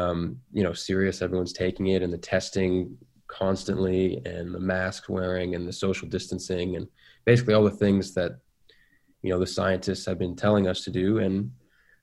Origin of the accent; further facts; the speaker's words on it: Seattle, Washington, United States; I grew up in Seattle